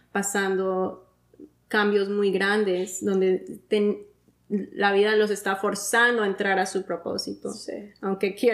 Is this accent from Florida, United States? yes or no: yes; Miami, Florida, United States; No, mi familia, soy de Miami.